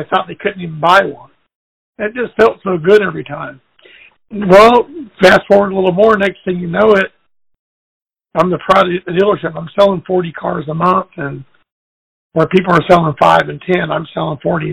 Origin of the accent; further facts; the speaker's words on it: Mexico; also born or lived in California, United States; now in Texas, United States; she took us all back to Mexico. And I grew up on a farm